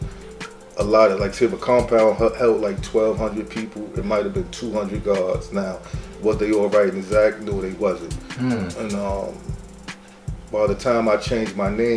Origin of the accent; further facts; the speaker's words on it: New York City, New York, United States; I'm from Medina. I'm from the Bushwick area.